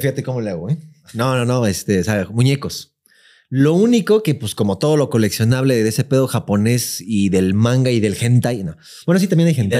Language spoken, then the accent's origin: Spanish; Mexico City, Mexico; also born or lived in La Lagunilla, Mexico City; mis recuerdos más frescos, así de que sí me acuerdo ya mucho de mi infancia, ya es en Iztapalapa